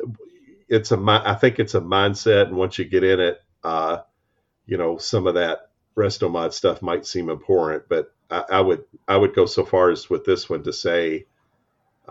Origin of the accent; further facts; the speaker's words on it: United States; as an American